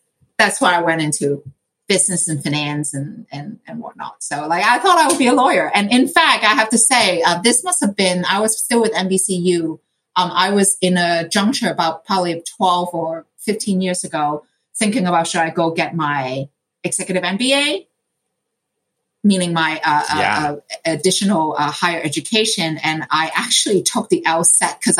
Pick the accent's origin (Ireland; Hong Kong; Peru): Hong Kong; moved away; I grew up in Hong Kong